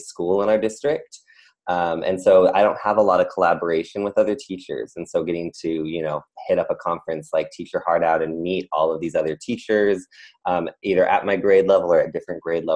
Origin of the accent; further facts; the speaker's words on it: San Diego, California, United States; was born and raised in Southern California, San Diego, and I my whole family lived there